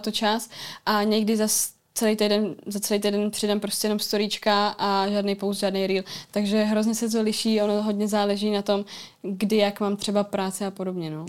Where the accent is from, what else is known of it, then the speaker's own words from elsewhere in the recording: Czechia; jsem z Ústí